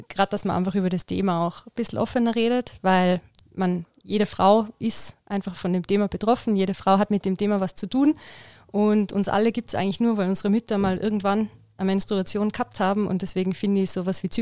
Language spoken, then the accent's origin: German; Innsbruck, Tyrol, Austria; Ähm, also ich bin aus Innsbruck. Ich habe in Innsbruck Physiotherapie studiert